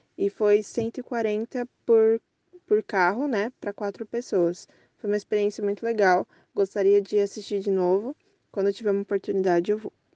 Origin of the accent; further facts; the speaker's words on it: São Paulo, Brazil; eu sou de São Paulo, capital